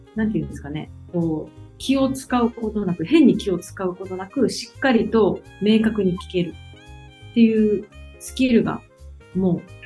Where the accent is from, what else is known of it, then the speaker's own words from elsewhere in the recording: Okinawa, Japan; 沖縄出身ということもありますし